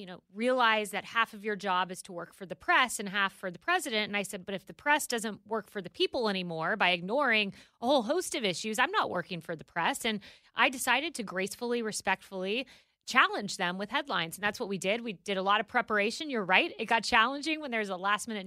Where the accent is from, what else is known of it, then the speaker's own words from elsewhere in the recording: Tampa, Florida, United States; my hometown of Tampa